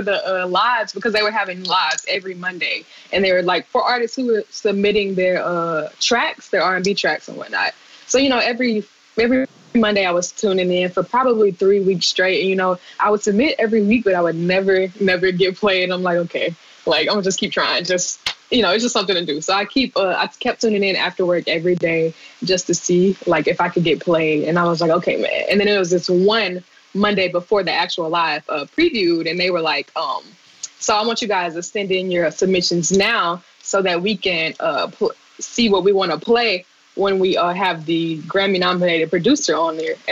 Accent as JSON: {"language": "English", "town": "Hattiesburg", "region": "Mississippi", "country": "United States", "tie": "born or raised there", "also_born_or_lived": "Abilene, Texas", "said": "I was born in Abilene, Texas, actually, but I was raised in Hattiesburg, Mississippi."}